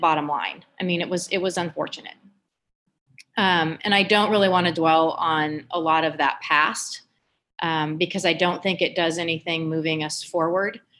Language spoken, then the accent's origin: English; Emporia, Kansas, United States; my hometown of Emporia, Kansas